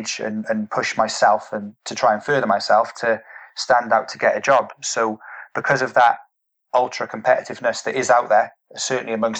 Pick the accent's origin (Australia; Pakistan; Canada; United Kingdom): United Kingdom; as British people